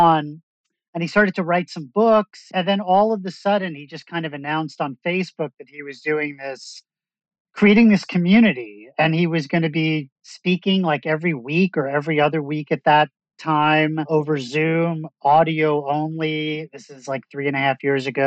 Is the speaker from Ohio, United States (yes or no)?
no; Long Island, New York, United States; moved away; I'm from Long Island. We're from the same hometown.